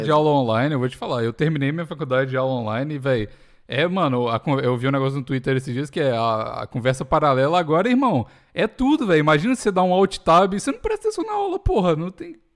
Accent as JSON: {"language": "Portuguese", "region": "Minas Gerais", "country": "Brazil"}